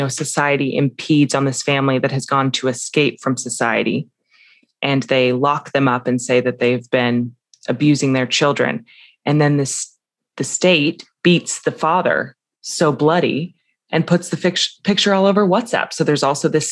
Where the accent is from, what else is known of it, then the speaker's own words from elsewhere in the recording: the West, United States; I grew up in the West